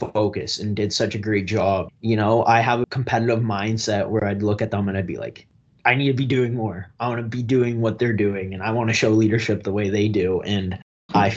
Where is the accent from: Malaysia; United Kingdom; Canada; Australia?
Canada; Strathroy, Ontario; Originally, I grew up in Strathroy, Ontario, a big blue-collar town just outside of London, southwestern Ontario.